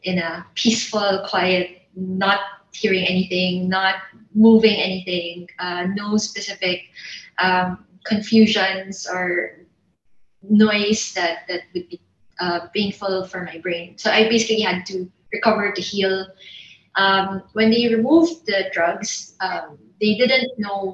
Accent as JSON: {"language": "English", "country": "Philippines", "said": "I'm Filipino"}